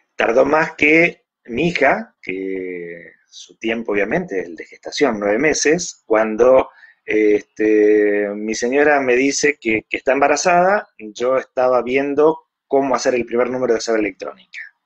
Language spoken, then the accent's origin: Spanish; Argentina; also born or lived in Mexico; soy argentino por nacimiento, pero mexicano por adopción